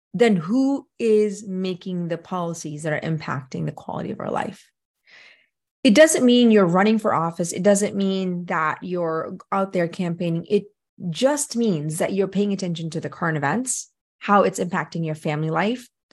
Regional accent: Philippines; now in United States; I grew up in the Philippines

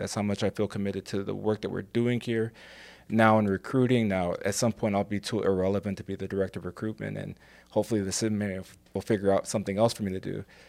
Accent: Ferguson, Missouri, United States; also born or lived in England; I grew up in Saint Louis. I grew up in Ferguson.

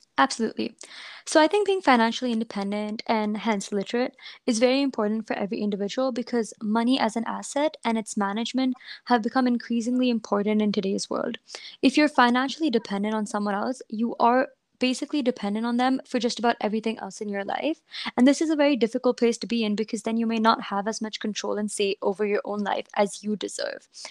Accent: India; I um, was a student or am a student growing up in India

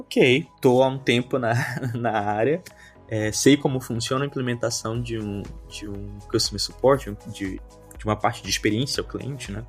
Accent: Manaus, Amazonas, Brazil; moved away as an adult; now in Skopje, North Macedonia; Eu sou de Manaus, Amazonas, extremo norte aí do Brasil

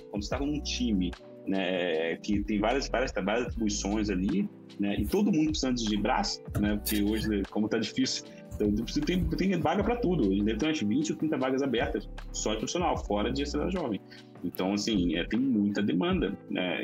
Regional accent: Belford Roxo, Rio de Janeiro, Brazil; accent: carioca; now in São Paulo, Brazil; eu comecei vida de favela do Rio, né, basicamente. Eu morava em Belo Roxo. E, já, é, o pessoal que é de São Paulo já sabe que eu sou carioca, né? Já pega lá uma hora o, o sotaque

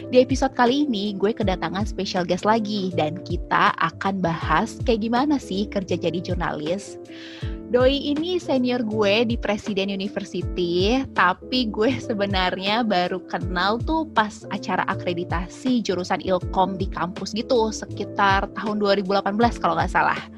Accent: Java, Indonesia; Jadi papaku asalnya dari timur, dari Ambon, mama dari Jawa, Jawa Timur. Tapi kebetulan uh, aku besar di daerah Jawa dan belum benar-benar pernah ke Ambon.

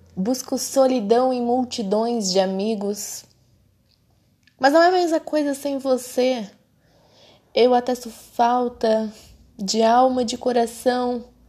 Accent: Brazil; a gente é brasileiro

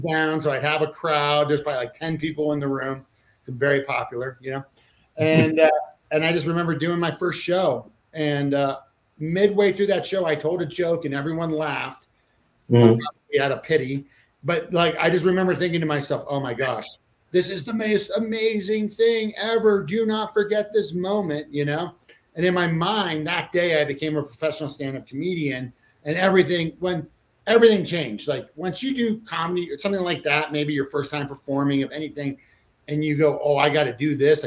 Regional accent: Maryland, United States; I'm actually from Maryland too, which is just ironically, like, my first restaurant job was at the Jerry Subs and Pizza in the Columbia Mall when I was 14 years old

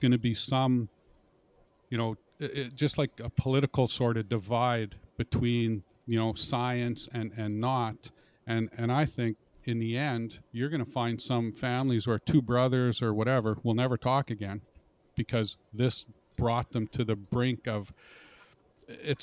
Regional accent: Canada; We're Canadians.

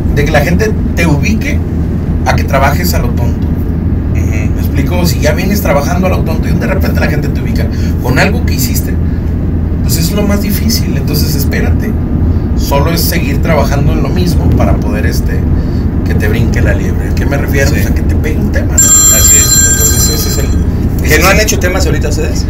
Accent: Tijuana, Baja California, Mexico; yo soy de Tijuana

